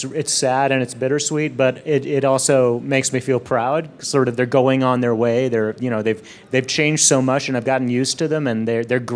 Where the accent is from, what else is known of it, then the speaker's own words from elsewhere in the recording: Texas, United States; I'm from Texas